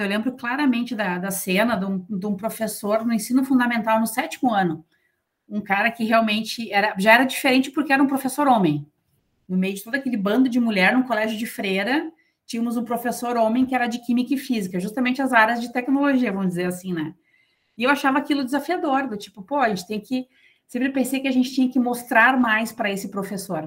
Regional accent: São Leopoldo, Rio Grande do Sul, Brazil; eu sou de São Leopoldo, do lado aqui tem a Escola Liberato

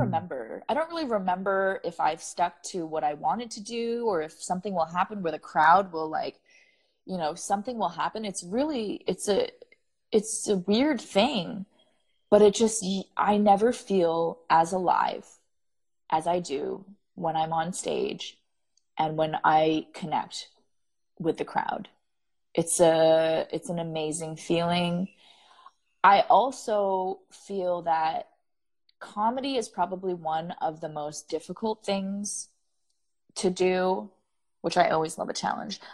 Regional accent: Canada; as a Canadian

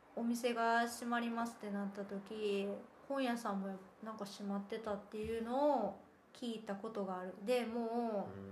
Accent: Kansai, Japan; born or raised there; moved away as an adult; also born or lived in Shikoku; now in Berlin, Germany

